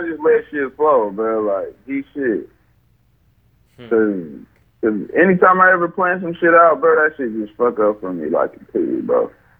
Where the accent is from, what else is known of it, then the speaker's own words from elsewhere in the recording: Memphis, Tennessee, United States; And like, oh shit, I'm from Memphis, man. You gotta be ready at all times.